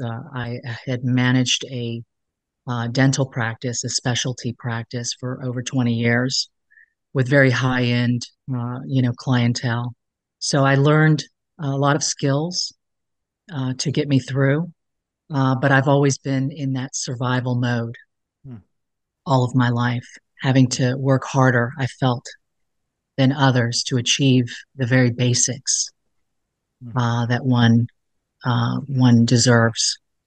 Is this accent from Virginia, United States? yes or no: yes; Alexandria, Virginia, United States; I grew up in Alexandria, Virginia, as a child. I moved around a lot. But I consider, you know, Alexandria to really be my home base